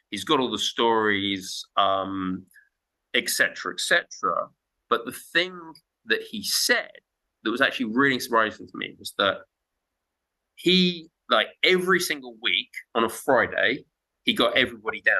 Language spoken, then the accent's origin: English; Zimbabwe; Because I'm I'm from Zimbabwe, okay?